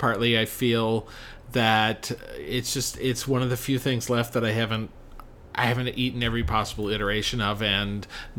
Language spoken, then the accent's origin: English; Kansas, United States; moved away; I grew up in Kansas